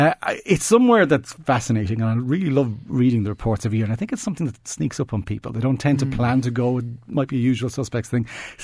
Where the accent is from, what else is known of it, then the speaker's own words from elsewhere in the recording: Portmarnock, Leinster, Ireland; Now, I grew up, I'm from Port Marnock, so I grew up going to the old Carroll's Irish